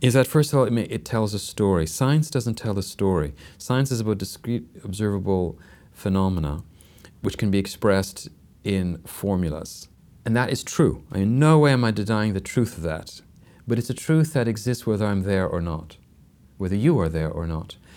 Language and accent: English; Canada; I'm Canadian, which is a very secular country